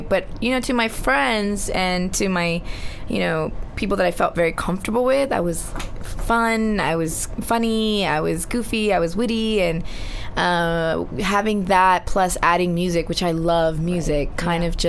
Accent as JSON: {"language": "English", "town": "Laguna Hills", "region": "California", "country": "United States", "tie": "born or raised there", "first_language": "Spanish", "second_language": "English", "said": "I was, you know, in ESL classes, and our family was one of the first Latinos, mm-hmm. you know, minority groups in the city that I grew up"}